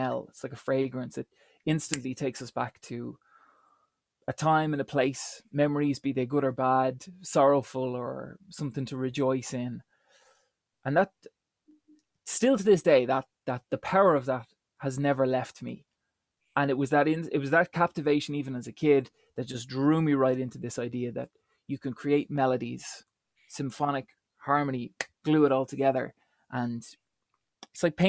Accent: Dublin, Leinster, Ireland; I was born and raised in Dublin.

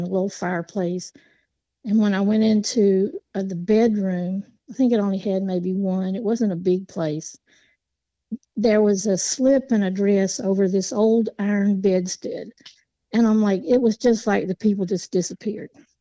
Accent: Appalachia, United States; I grew up in Appalachia.

